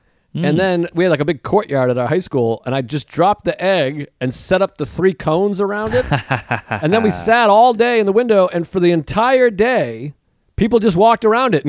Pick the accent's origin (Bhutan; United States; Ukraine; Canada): Ukraine; I'm from the Ukraine. You know, say the Ukraine is weak.